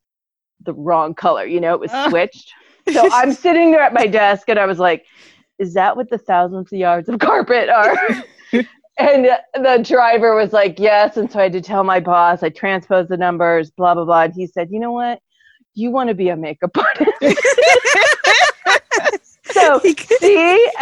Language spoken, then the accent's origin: English; Ames, Iowa, United States; I'm from Ames. I wasn't born there, but I moved there as a baby. So it's my hometown